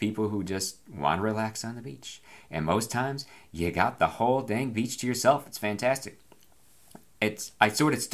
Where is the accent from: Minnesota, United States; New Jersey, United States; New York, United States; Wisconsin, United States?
New York, United States; Binghamton; moved away; I'm from Binghamton, a place that is flooded famously with the disastrous results, and catastrophic results, at least twice in the time that I lived there